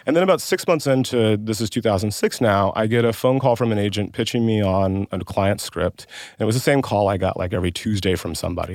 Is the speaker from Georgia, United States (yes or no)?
yes; West Central Georgia, United States; I grew up in West Central Georgia.